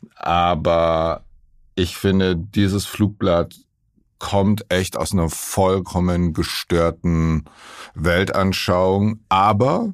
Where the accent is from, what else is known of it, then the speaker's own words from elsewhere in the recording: West Germany, Germany; als äh, Westdeutscher, so wie ich